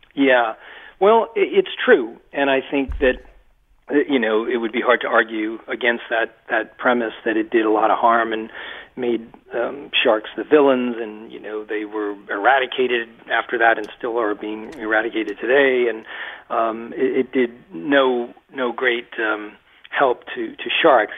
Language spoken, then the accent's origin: English; Massachusetts, United States; moved away as an adult; also born or lived in Rhode Island; now in Maine, United States; I spent my entire life uh, in Massachusetts in a little textile mill town about uh, 35 miles west of Boston